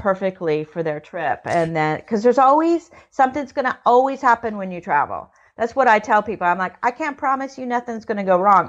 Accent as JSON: {"language": "English", "country": "United States", "said": "I'm American. I, I I, on my family's many generations here"}